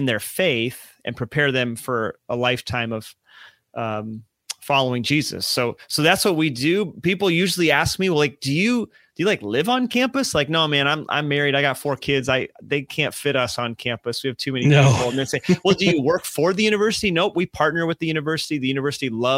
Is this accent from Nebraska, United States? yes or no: yes; Nebraska, United States; also born or lived in upstate New York; I grew up in Nebraska